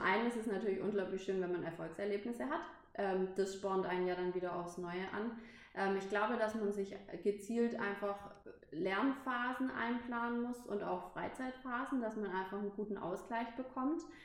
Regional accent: Pforzheim, Baden-Württemberg, Germany; moved away as an adult; ich wegziehen musste von, von meiner Heimatstadt, weil ich eben ein Hotel ausgesucht habe, was nicht direkt äh, mhm. bei mir in Pforzheim war

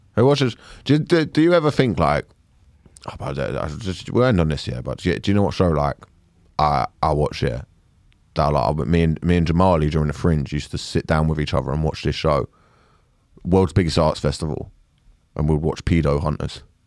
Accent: United Kingdom; I like being British

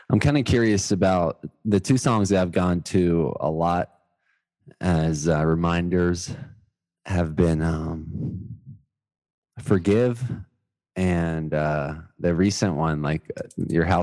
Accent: the South, United States; Yeah, I was born in Miami, but kindergarten and college I was in Georgia.

